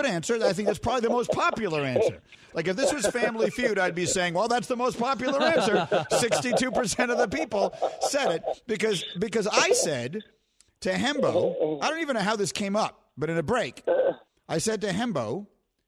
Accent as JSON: {"language": "English", "region": "New York", "country": "United States", "tie": "born or raised there", "said": "I'm from New York"}